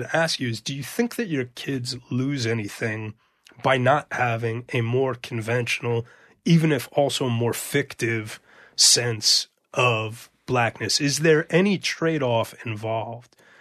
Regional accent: New York City, New York, United States; I went to, um, junior high school at, called I S two forty-six

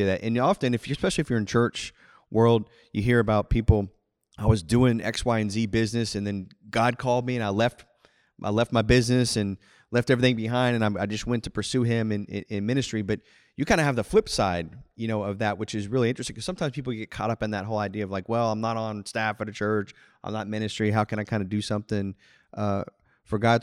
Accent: Houston, Texas, United States; I grew up in Houston, suburb of Houston

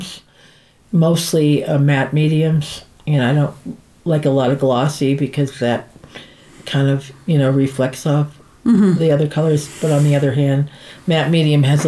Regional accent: New England, United States; also born or lived in San Francisco; now in New Mexico, United States; I'm from New England

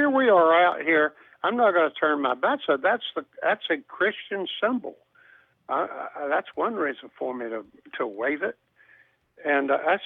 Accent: the South, United States; also born or lived in Atlanta, Georgia; I grew up in the South, and even though the laws were segregated, the culture wasn't

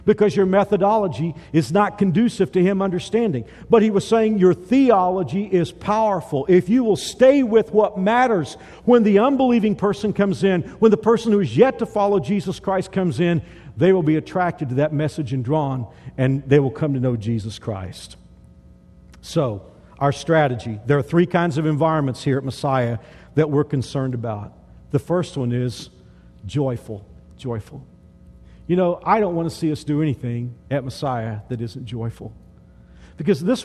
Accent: Texas, United States; I grew up in Texas, the South

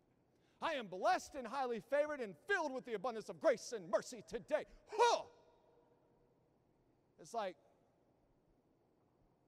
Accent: Southeast Texas, United States; moved away; I grew up in Southeast Texas

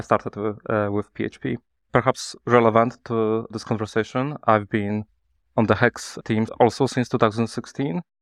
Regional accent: Poland; I'm from Poland. I'm based in, uh, Kraków, Poland.

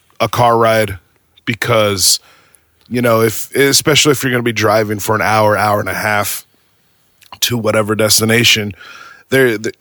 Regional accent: Arizona, United States; moved away as an adult; now in Virginia, United States; I was born and raised in Arizona. And I've basically been in Arizona for 36 years

